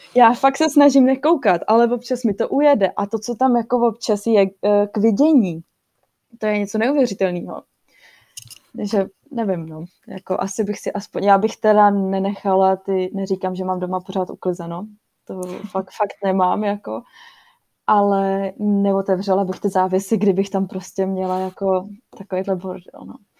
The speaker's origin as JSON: {"language": "Czech", "country": "Czechia", "also_born_or_lived": "South Holland, Netherlands", "moved": "yes", "lives_now": "Rotterdam area, Netherlands", "said": "jsem Češka a že jsem tady"}